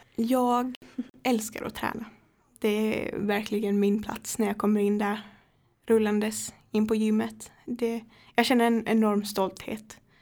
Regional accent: Högsby, Kalmar County, Sweden; jag kommer från Högsby så jag pendlar eh, cirka sju mil.

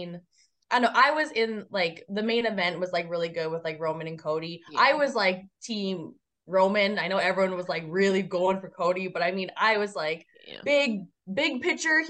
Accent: Canada; I am a Canadian citizen

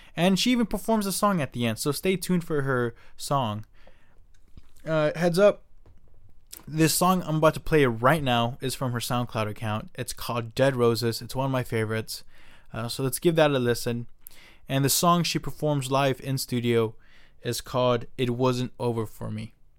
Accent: Silicon Valley, California, United States; I was born here in Silicon Valley

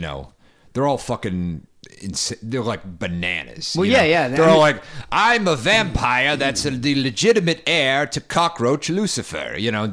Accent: New England, United States; moved away; I'm from New England

